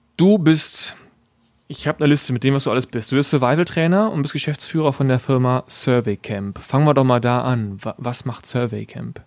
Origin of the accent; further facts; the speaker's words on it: West Germany, Germany; ich komme ja aus Westdeutschland